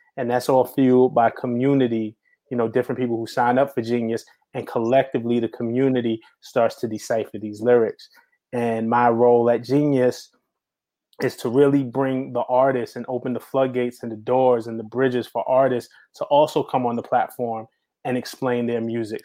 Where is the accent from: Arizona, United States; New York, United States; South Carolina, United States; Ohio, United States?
New York, United States; New York City; I grew up in New York City around that time